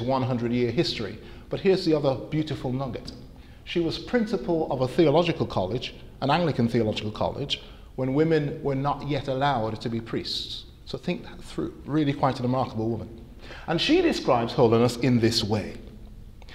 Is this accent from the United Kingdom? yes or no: no; Antigua & Barbuda; I grew up in Antigua, in the Caribbean